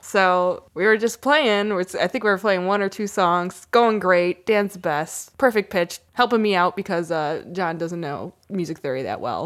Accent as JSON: {"language": "English", "region": "New York", "country": "United States", "said": "we're from New York"}